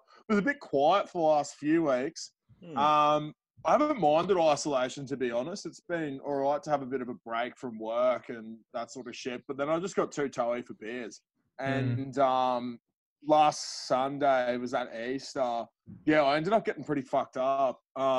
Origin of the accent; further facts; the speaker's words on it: Australia; Like, I'm an Aussie battler and I just sank piss.